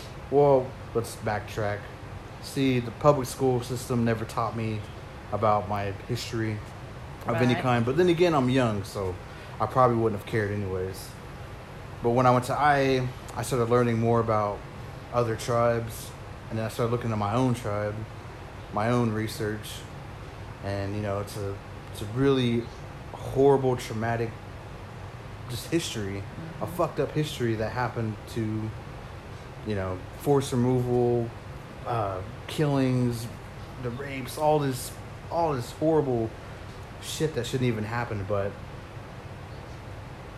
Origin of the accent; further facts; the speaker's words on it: Pawnee, Oklahoma, United States; moved away as an adult; I grew up in Pawnee, went to Pawnee High School